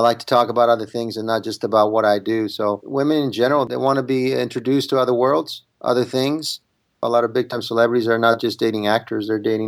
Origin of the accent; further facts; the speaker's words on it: Italy; English is a second language; now in United States; I'm an immigrant. I came from Italy without speaking one word of English.